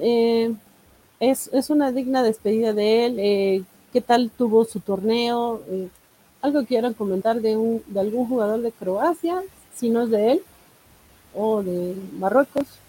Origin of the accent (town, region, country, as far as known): Mexico